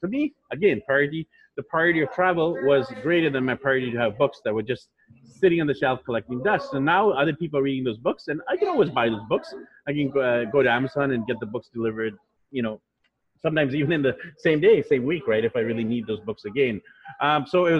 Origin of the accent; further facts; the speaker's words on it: Vancouver, British Columbia, Canada; moved away as an adult; also born or lived in Japan; now in Manila, Philippines; So I'm from Vancouver, BC, Canada. So just north of you over there in the US. And I was born there, raised there, grew up there